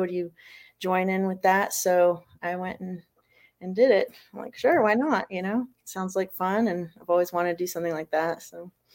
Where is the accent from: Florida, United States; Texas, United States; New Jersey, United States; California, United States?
Florida, United States; moved away as an adult; also born or lived in Fall River, Massachusetts; now in South Carolina, United States; originally from Massachusetts and then I grew up in Florida and then I moved here to South Carolina about seven years ago.